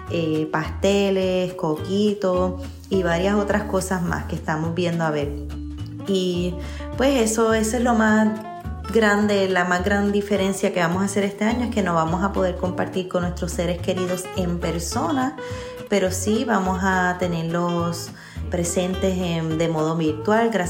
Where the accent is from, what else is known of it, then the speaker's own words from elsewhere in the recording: Puerto Rico; moved away; Nuestra cultura, yo soy puertorriqueña, mi esposo es colombiano, nos encanta comer y reunirnos en familia